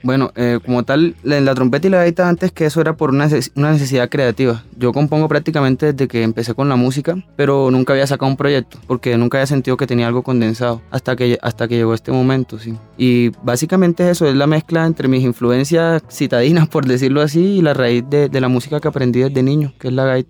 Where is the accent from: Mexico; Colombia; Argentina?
Colombia; Cartagena, Bolívar; also born or lived in Tunja; Yo en realidad nací en Tunja, pero me llevaron a un mes y medio para Cartagena. Mi madre es cartagena, mi papá es, boyaco. Me crié allá